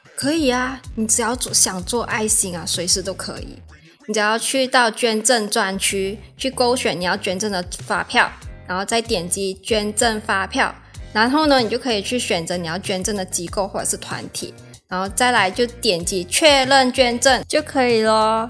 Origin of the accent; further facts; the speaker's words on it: Malaysia; now in Taiwan; 我来自马来西亚。那现在呢，是南台的研究生